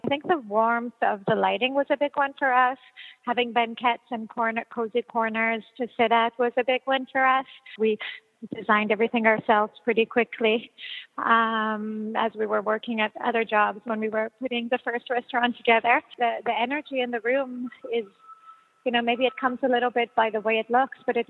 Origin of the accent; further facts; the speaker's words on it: Israel; growing up in Israel